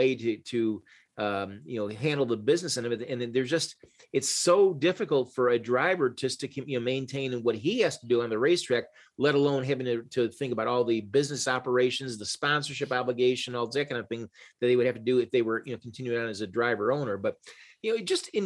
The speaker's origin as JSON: {"language": "English", "town": "Chicago", "region": "Illinois", "country": "United States", "said": "I'm from Chicago. We both had Polish heritage"}